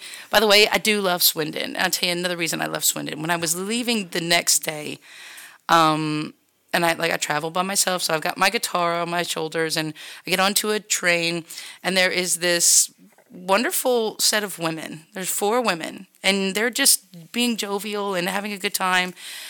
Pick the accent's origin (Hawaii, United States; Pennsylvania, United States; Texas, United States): Texas, United States; And I'm from Texas, and what do we drink for a shot in Texas? We drink tequila.